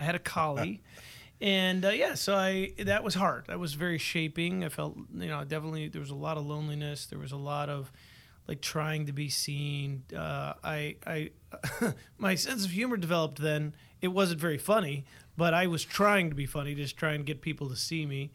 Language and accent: English; Buffalo, New York, United States; Born and raised in Buffalo.